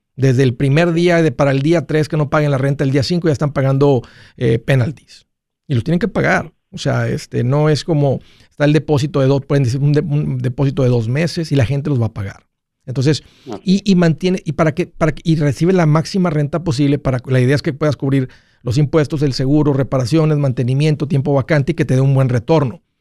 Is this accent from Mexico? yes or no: yes; Mexico; soy hispano, soy de origen mexicano. Eso es lo que corre por mis sangres, de ahí vengo, de ahí soy